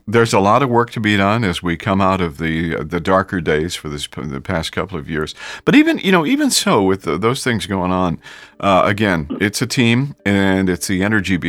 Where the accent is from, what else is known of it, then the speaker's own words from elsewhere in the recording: Ohio, United States; also born or lived in Detroit / Miami; now in Houston, United States; I was here in Houston from 77 to 79. I came down from Ohio and worked at Coda with Bill.